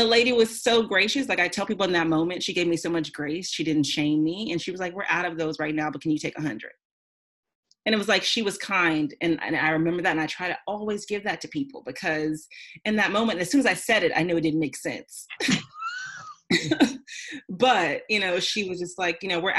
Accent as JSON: {"language": "English", "town": "Houston", "region": "Texas", "country": "United States", "tie": "born or raised there", "also_born_or_lived": "California", "moved": "as an adult", "said": "I grew up in Houston."}